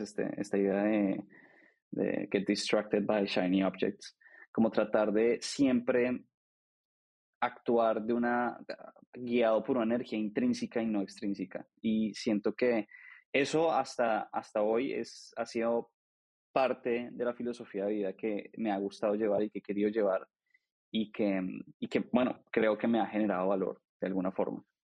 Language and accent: Spanish; Bogotá, Colombia; nací en Colombia, soy colombiano, nací en Bogotá. Em, estudié administración de empresas en Colombia